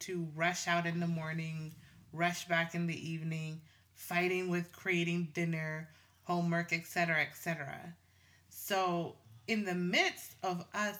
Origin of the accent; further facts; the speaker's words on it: Tanzania; now in Canada; I'm from Tanzania. My handsome Jamaican husband, right? And our children were born in Canada. We live in Canada.